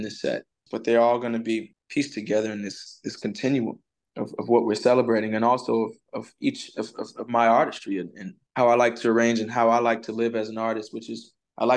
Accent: the South, United States; I grew up in the Black church in the South

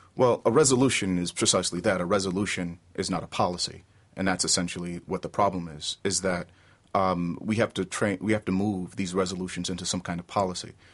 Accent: New York, United States; I'm from New York

